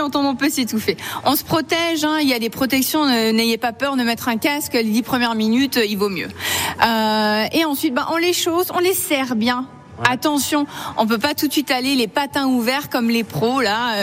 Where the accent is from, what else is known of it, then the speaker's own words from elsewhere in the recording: Mulhouse, Grand Est, France; je suis née à Mulhouse